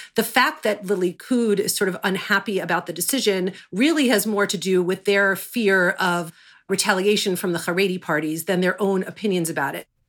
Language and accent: English; United States; as American Jews